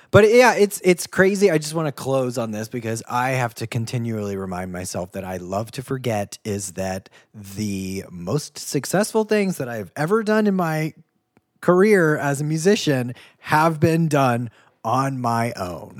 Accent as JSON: {"language": "English", "region": "Ohio / Kentucky", "country": "United States", "also_born_or_lived": "Boston", "said": "I'm from Ohio slash Kentucky."}